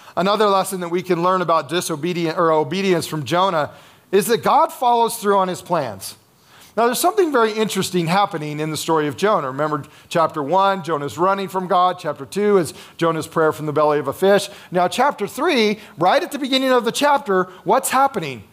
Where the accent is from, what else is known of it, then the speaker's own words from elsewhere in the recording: United States; one of our challenges as Americans